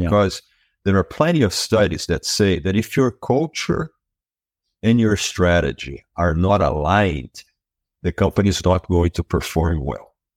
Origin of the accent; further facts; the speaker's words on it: Brazil; moved away as an adult; now in United States; I was born and raised in Brazil, and I was there for the first thirty years of my life